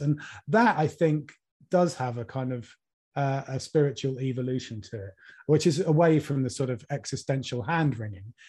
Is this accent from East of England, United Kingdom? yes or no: yes; Norwich, East of England, United Kingdom; I was born and brought up in Norwich